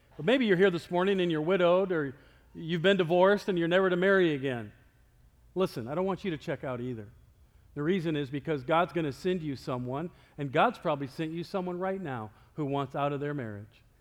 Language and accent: English; Iowa, United States; moved away; I'm from Iowa